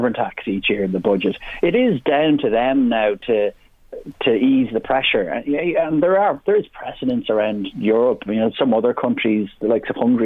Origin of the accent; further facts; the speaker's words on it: Drogheda, County Louth, Ireland; when I was a kid growing up in William Street in Drogheda